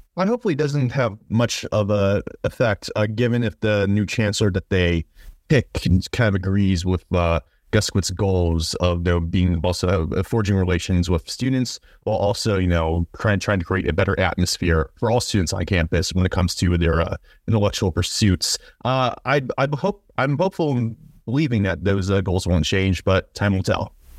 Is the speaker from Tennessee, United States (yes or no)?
no; Ohio, United States; my home state school in O, in, in Ohio